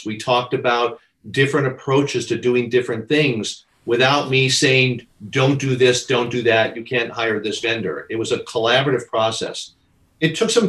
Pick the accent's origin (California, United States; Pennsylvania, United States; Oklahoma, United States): California, United States; Southern; I grew up in Southern California, right next to Hollywood